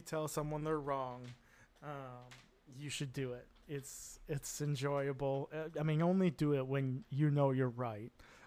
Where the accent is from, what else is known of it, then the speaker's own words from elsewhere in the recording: Wisconsin, United States; moved away as an adult; now in Netherlands; I'm an American, grew up in the Midwest in the Wisconsin area